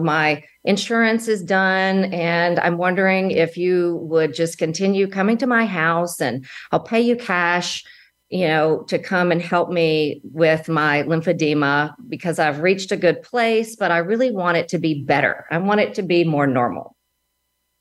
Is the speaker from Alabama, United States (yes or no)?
yes; Alabama, United States; moved away as an adult; now in Dallas, United States; I was from Alabama originally, and I moved to Dallas just for a temporary job